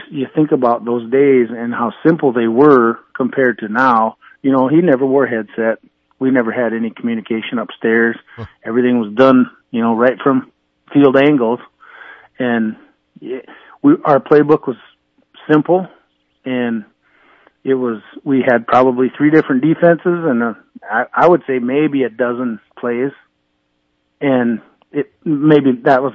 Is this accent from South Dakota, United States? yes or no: yes; Winner, South Dakota, United States; growing up in Winter